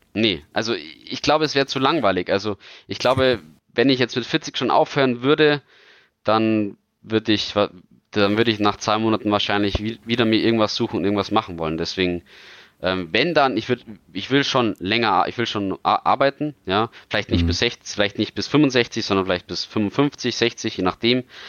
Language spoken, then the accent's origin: German; Bavaria, Germany; als Bayer